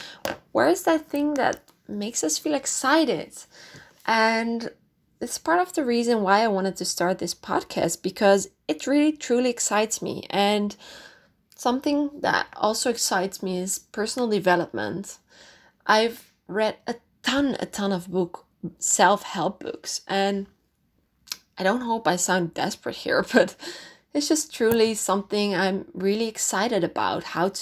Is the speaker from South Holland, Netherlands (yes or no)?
no; North Holland, Netherlands; English is a second language; I'm originally from Holland. I grew up in a town quite close to Amsterdam.